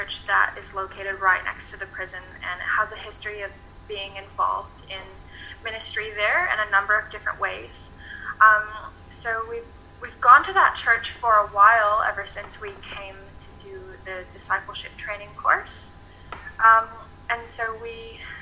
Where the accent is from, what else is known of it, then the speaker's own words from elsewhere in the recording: Michigan, United States; moved away as an adult; now in Sorell, Australia; I'm originally, like Jacob said, from Michigan in the United States, and I came here in October of 2017